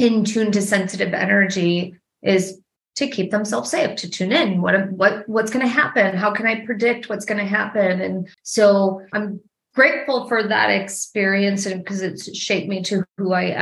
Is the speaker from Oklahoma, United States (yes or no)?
no; Milwaukee, Wisconsin, United States; now in Nashville, United States; I'm from Wisconsin, actually, originally. I'm from Milwaukee.